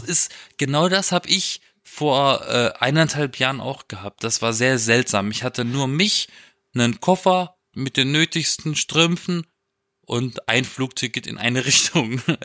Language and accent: German; Europa-Park area, Baden-Württemberg, Germany; moved away; ich war im Europapark, das ist der geilste Park der Welt, in meiner Heimat